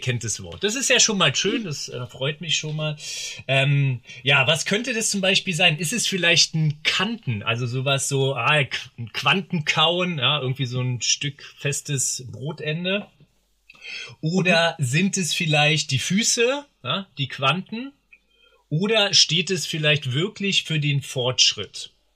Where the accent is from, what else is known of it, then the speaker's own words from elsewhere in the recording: Berlin, Germany; ich komme aus Berlin. Äh, ursprünglich auch in Berlin geboren